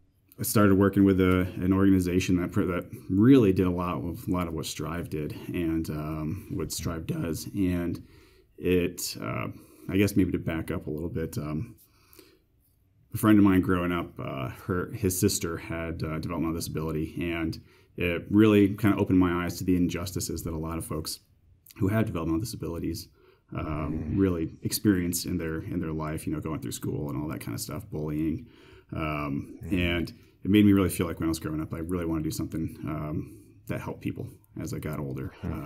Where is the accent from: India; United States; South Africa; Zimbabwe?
United States; Queensbury, New York; I actually grew up in upstate New York, closer to Canada than New York City, in a place called Queensbury. It's kind of on the Vermont, New York border, halfway up, essentially. Grew up there